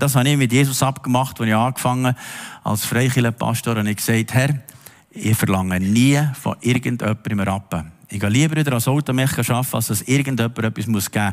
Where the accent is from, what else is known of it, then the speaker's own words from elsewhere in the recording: Switzerland; uns Schweizer